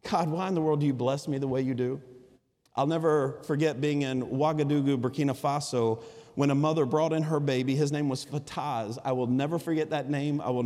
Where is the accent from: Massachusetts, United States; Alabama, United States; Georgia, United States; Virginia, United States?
Alabama, United States; accent: Alabama vernacular; I'm from Alabama